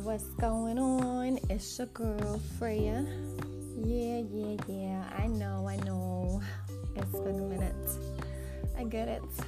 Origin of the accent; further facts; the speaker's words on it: New York, United States; now in Texas, United States; I'm from New York